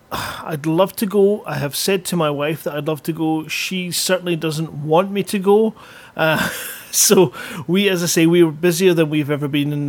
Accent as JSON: {"language": "English", "town": "Bellshill", "region": "Scotland", "country": "United Kingdom", "tie": "born or raised there", "said": "I was born in Bells Hill"}